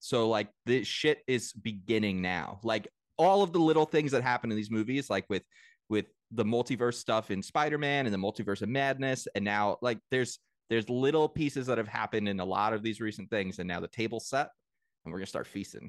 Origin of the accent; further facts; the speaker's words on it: Long Island, New York, United States; moved away; also born or lived in Delaware; because we grew up on Long Island